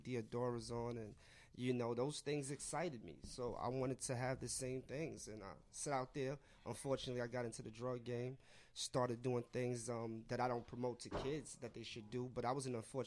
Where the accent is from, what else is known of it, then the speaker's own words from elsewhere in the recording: New York, United States; I grew up in New York, love New York teams